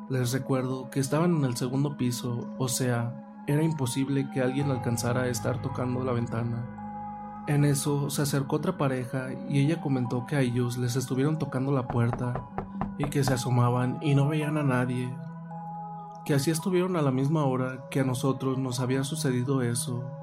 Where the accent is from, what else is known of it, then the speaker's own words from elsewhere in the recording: San Francisco del Rincón, Guanajuato, Mexico; soy originario de México, San Francisco del Rincón.